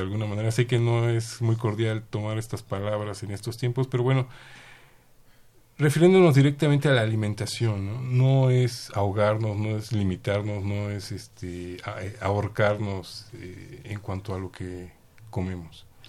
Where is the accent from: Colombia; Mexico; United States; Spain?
Mexico; como mexicanos